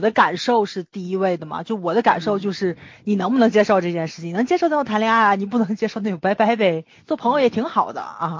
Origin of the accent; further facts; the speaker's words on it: Tianjin, China; accent: Tianjin dialect; 我们天津话嘛